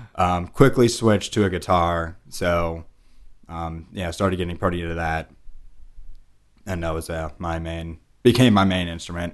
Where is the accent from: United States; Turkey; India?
United States; Pleasanton, California; moved away; also born or lived in New York; My sisters and I were born and raised in a town called Pleasanton